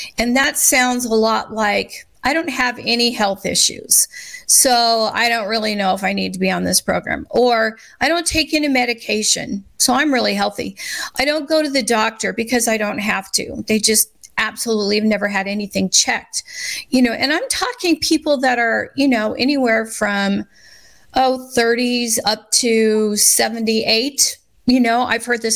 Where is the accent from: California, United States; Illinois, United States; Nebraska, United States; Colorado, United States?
Nebraska, United States; Scottsbluff; I grew up in Scotts Bluff.